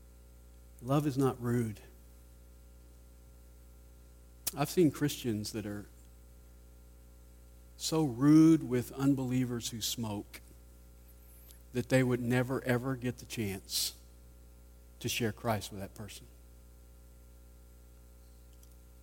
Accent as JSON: {"language": "English", "town": "Nashville", "region": "Tennessee", "country": "United States", "tie": "born or raised there", "said": "I grew up in Nashville"}